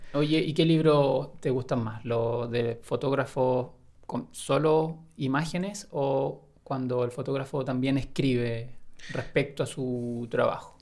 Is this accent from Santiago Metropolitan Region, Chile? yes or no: no; Lebu, Biobío, Chile; moved away; en ese tiempo estaba viviendo en el sur, ¿Mm? en Lebu. Yo soy de allá de Lebu.